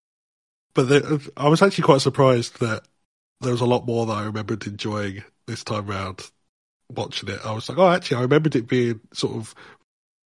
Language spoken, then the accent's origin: English; United Kingdom; I'm British